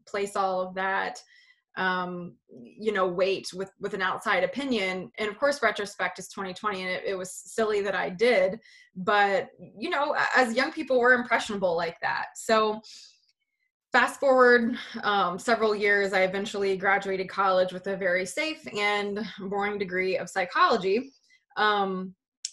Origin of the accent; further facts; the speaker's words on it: West Virginia, United States; I grew up in West Virginia, a super small remote town